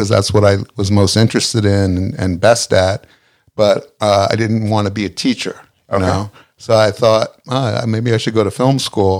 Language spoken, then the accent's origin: English; Philadelphia, Pennsylvania, United States; Yeah. Well, suburb of Philly.